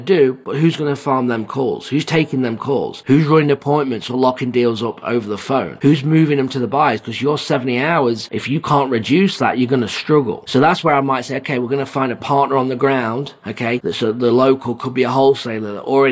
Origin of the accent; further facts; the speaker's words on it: England, United Kingdom; also born or lived in Phoenix / Jacksonville, Florida; now in United States; I'm from England